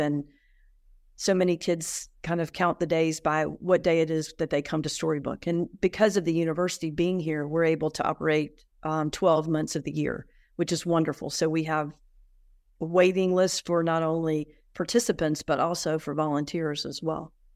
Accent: Atlanta, Georgia, United States; moved away; I was raised in Atlanta

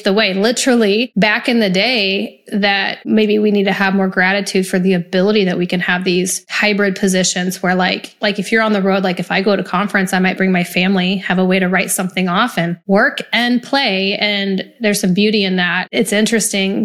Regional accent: Nebraska, United States; I grew up in Nebraska, so UP, Union Pacific, held great jobs

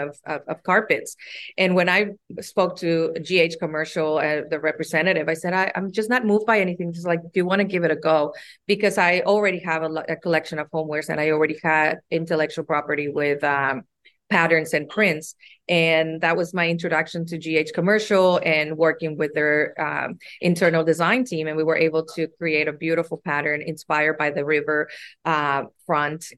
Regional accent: Mexico; moved away as an adult; also born or lived in United States; now in Sydney, Australia; was born and raised in Mexico and moved to the United States to attend university and stay there ever since.

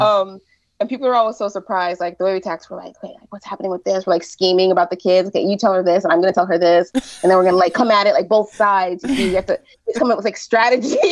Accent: United States; moved away as an adult; now in Quebec, Canada

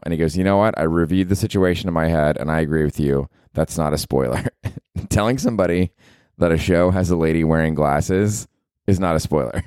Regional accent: Tampa, Florida, United States; now in New York, United States; I'm from Tampa

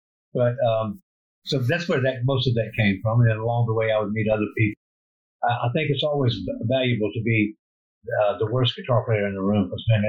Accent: Sumter, South Carolina, United States; I'm originally from South Carolina, Sumter, South Carolina. And my dad was in construction. We moved a lot of different places.

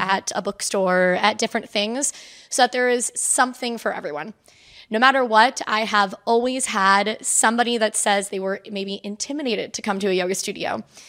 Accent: Spring Hill, Florida, United States; moved away as an adult; also born or lived in Saint Petersburg, Florida; now in Norfolk, United States; I am originally from Florida. Um, I was born in Spring Hill, Brooksville area

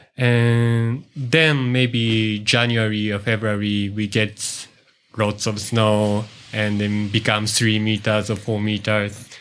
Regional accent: Yuzawa, Niigata, Japan; now in Matsunoyama, Japan; I'm from, uh, Ichikoyuzawa, uh, the next city

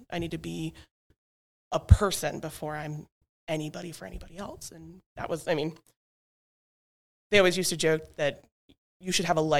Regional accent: Alaska, United States; also born or lived in Montana; now in Simsbury, United States; I grew up in Alaska and Montana for the majority, so I'm a very outdoor wildling, nature friendly, horses, animals, farms.

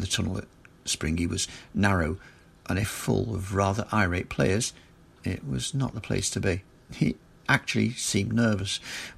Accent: Liverpool, North West England, United Kingdom; moved away as an adult; now in Garswood, United Kingdom; I was born and raised in Liverpool

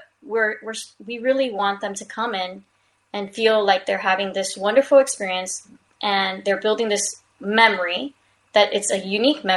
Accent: Hialeah, Florida, United States; I'm from Hialeah, Florida.

